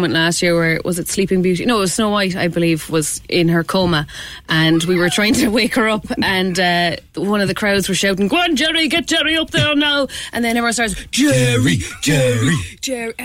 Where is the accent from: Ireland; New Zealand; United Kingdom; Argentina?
Ireland; Clare, Munster; now in Cork, Ireland; I'm from Clare originally, and I came down